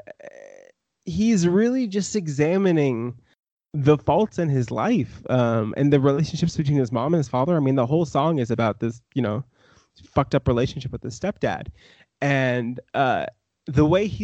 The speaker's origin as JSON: {"language": "English", "region": "small town Maine", "country": "United States", "tie": "born or raised there", "also_born_or_lived": "Ohio", "moved": "yes", "lives_now": "Brooklyn, United States", "said": "I was born technically in Ohio, but I moved to Maine when I was like 2 years old"}